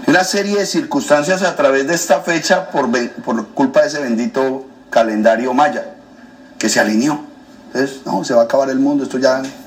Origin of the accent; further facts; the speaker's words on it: Colombia; moved away as an adult; now in United States; soy colombiano.